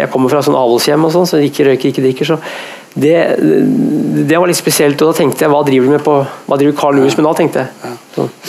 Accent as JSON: {"language": "Norwegian", "area": "Hedmarken", "region": "Innlandet", "country": "Norway", "said": "Jeg er jo fra Hedmarken, og der sunt betyr Hvis bilen din er sunn, så er den ødelagt"}